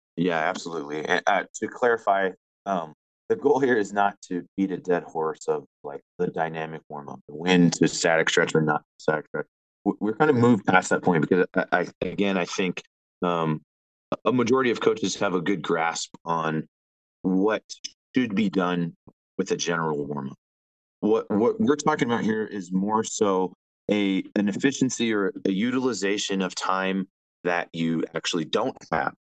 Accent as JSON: {"language": "English", "town": "Las Vegas", "region": "Nevada", "country": "United States", "tie": "born or raised there", "also_born_or_lived": "San Diego", "moved": "as an adult", "said": "I grew up in Las Vegas, Nevada."}